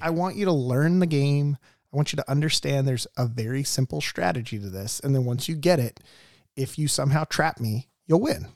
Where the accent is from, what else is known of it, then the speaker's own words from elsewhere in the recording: Mission Viejo, California, United States; Grew up in Mission Viejo